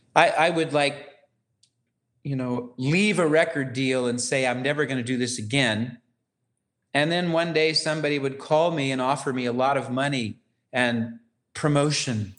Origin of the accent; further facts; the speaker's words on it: Ukiah, California, United States; moved away as an adult; I'm from Ukiah, California